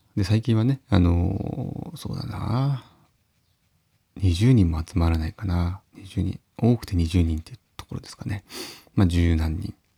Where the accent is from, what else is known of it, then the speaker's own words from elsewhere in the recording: Uonuma area, Niigata, Japan; 私のふるさと、まあ、魚沼の方の、えー、まあ、田中金ヶ沢っていう地域なんですけど